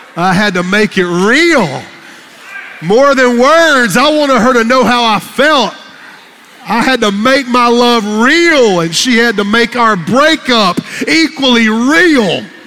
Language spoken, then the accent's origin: English; Fountain Inn, South Carolina, United States; I'm from Fountain Inn, South Carolina, and I grew up on a farm